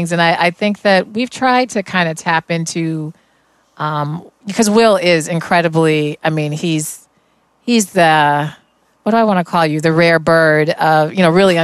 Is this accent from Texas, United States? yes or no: no; Denver, Colorado, United States; the whole ensemble was one from all the Denver public schools, because I'm originally from Denver